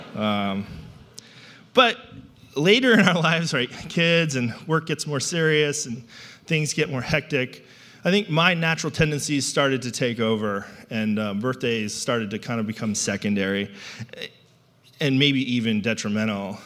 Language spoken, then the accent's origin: English; New England, United States; I grew up in New England